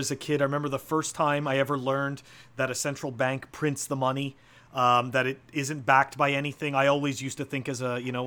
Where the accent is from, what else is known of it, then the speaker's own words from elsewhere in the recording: Canada; moved away as an adult; now in United States; I'm originally a Canadian, and that's where I started my, you know, I mean, that's where I grew up and that's where I started my professional life